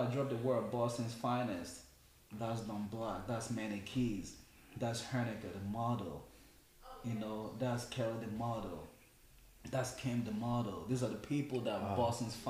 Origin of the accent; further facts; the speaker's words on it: Umuahia, Abia, Nigeria; moved away; I wasn't raised in Lagos. I was raised in Omuahia.